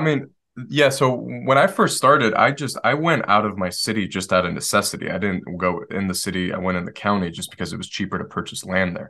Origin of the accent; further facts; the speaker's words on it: Detroit, Michigan, United States; moved away; I grew up in Detroit